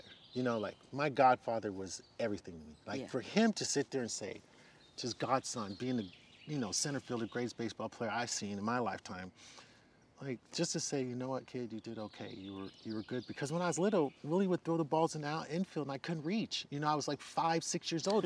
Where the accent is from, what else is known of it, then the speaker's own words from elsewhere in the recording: San Carlos, California, United States; I grew up in the Bay Area